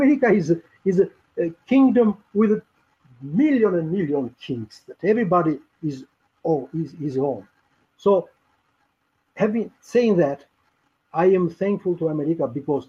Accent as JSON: {"language": "English", "country": "Albania", "second_language": "English", "moved": "as an adult", "lives_now": "United States", "said": "I'm proud to say that I am one of the best landlords because I was homeless in my home country."}